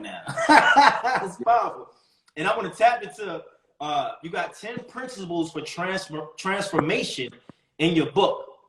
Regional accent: Baltimore, Maryland, United States; I grew up in Baltimore, so the men in my family was kingpins.

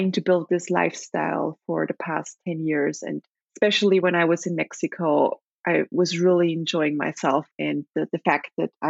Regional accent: Leoben, Styria, Austria; English is a second language; moved away as an adult; also born or lived in Venezuela; now in Upper Austria, Austria; I grew up in a city called Leoben, which is the second largest city in the state of Styria

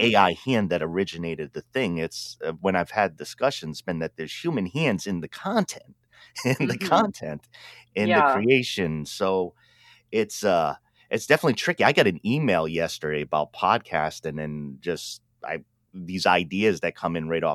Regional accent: Pawtucket, Rhode Island, United States; accent: Rhode Island; I talk like I'm from Pawtucket, Rhode Island

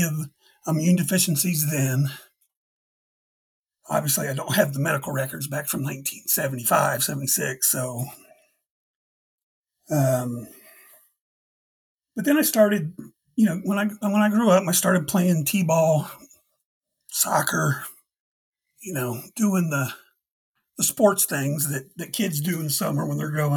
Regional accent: Dayton, Ohio, United States; I'm from Dayton, Ohio.

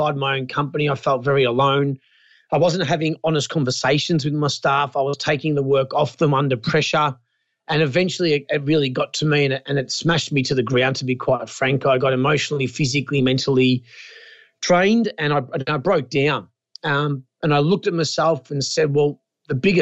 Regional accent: Wonthaggi, Victoria, Australia; played it all my life as a kid in my hometown of Wonthaggi, a big sporting town in southern Victoria.

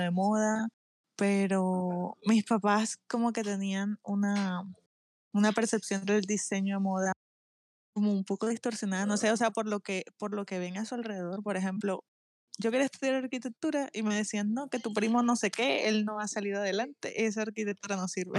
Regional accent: Barranquilla, Atlántico, Colombia; Soy de Barranquilla, Colombia

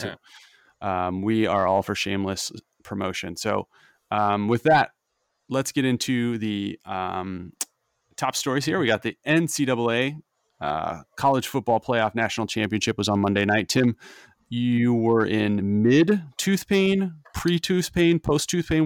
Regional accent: Missouri, United States; now in Philadelphia, United States; I grew up in Missouri

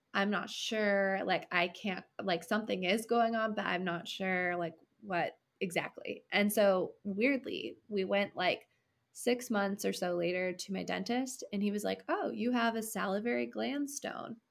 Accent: California, United States; moved away as an adult; also born or lived in Washington State; I'm from California originally

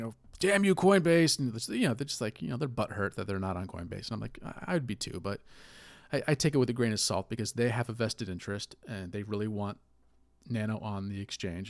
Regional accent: United States; as an American

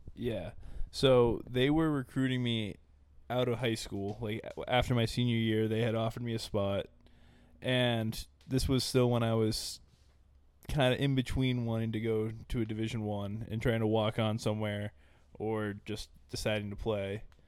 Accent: Dover, New Hampshire, United States; I'm from Dover, New Hampshire

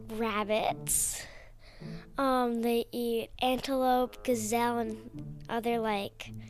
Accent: Conway, New Hampshire, United States; Conway, New Hampshire.

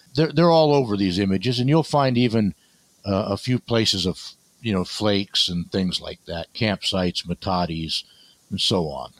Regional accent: Barstow, California, United States; also born or lived in Needles, California; a little bit in Needles, California, and Barstow, California. So it's Mojave Desert

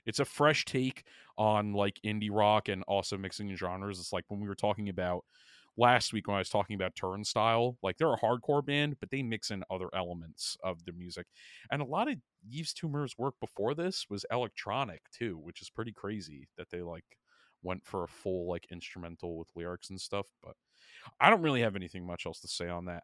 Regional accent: New York, United States; moved away; also born or lived in Pennsylvania; I'm from New York, and I always find solidarity with, you know, fellow New Yorkers, like, even though I don't live there anymore

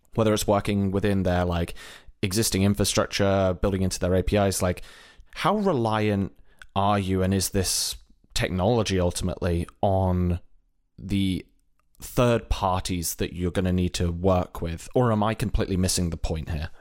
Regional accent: United Kingdom; moved away as an adult; also born or lived in Ireland; now in United States; if you haven't gathered from my accent, originally from Britain, relocated at one point to Ireland and then over to the U S.

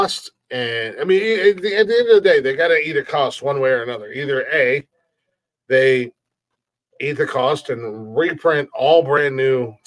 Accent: United States; accent: country; I'm fucking American and I'm country as fuck

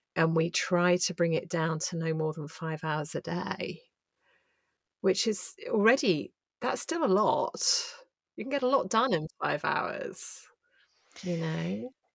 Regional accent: England, United Kingdom; as an English woman

